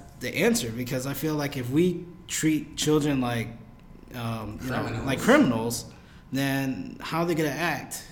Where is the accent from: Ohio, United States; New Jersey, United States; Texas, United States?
New Jersey, United States; Jersey City; I'm from Jersey, Lang City. And I went to the second most dangerous school in New Jersey at the time, which was Lang City High School.